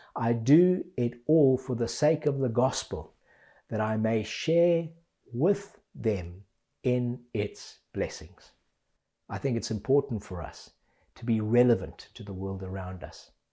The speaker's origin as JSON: {"language": "English", "country": "Zimbabwe", "tie": "born or raised there", "moved": "yes", "lives_now": "England, United Kingdom", "said": "I grew up in Zimbabwe"}